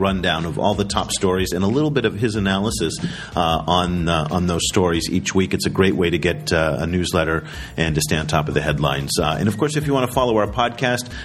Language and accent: English; United States; I say that as an American